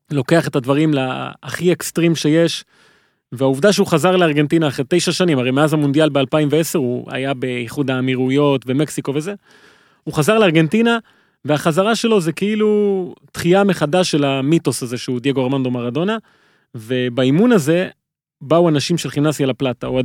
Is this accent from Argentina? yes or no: yes; Argentina; אני כארגנטינאי